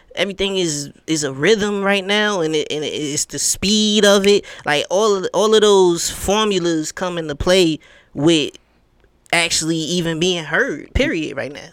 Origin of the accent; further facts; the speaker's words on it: New York, United States; now in Atlanta, United States; I'm from New York, so everybody used to come to our state